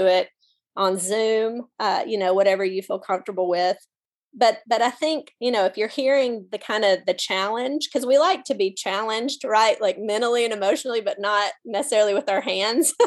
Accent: Mississippi, United States; I'm from Mississippi.

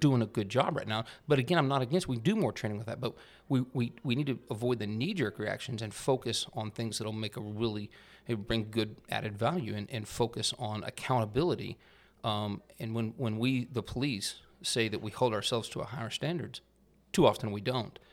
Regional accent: Amarillo, Texas, United States; moved away as an adult; I grew up in Amarillo, Texas, up in the Texas Panhandle

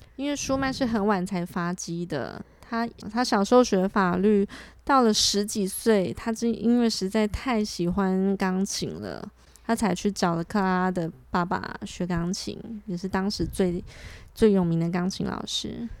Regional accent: eastern Taiwan, Taiwan; now in Taipei, Taiwan; 因为我是在东部长大的

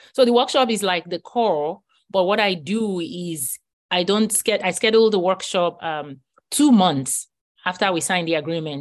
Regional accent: Nigeria; moved away as an adult; now in United States; I grew up in Nigeria and I came to the U S at age twenty-five

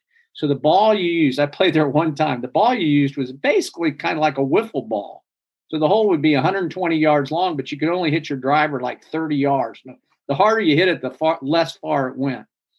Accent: Ohio, United States; I grew up in Ohio

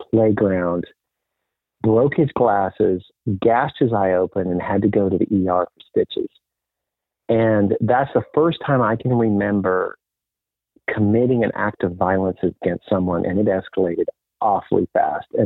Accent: DR Congo; moved away; also born or lived in Botswana; I was raised a Mennonite missionary kid in Africa. My parents I grew up in Africa and lived in a couple different places. One was Zaire, which is the Democratic Republic of Congo.

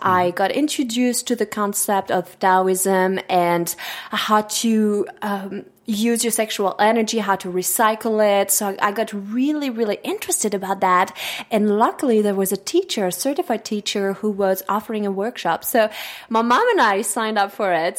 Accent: Switzerland; first language French; English is a second language; moved away as an adult; now in United States; Growing up in Switzerland

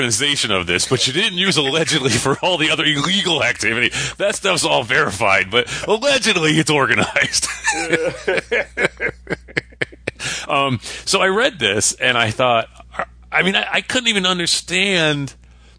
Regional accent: Connecticut, United States; I always drop the last letter half the time because I'm from New England

